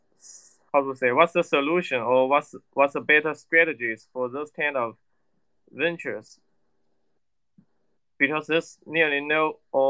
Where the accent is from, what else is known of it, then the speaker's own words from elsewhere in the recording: China; I'm from China